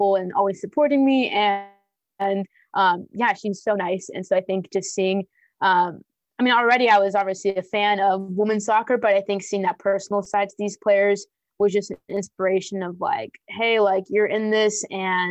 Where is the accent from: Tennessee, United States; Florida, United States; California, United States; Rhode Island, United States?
California, United States; Moreno Valley; she's from my hometown, our moms are coworkers